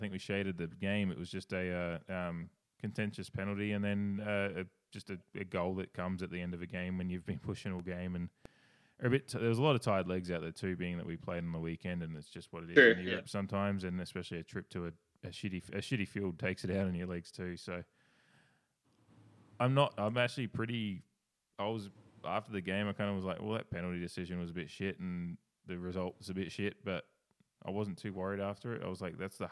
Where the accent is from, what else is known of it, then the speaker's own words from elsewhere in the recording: Australia; accent: Australian; I'm fucking Australian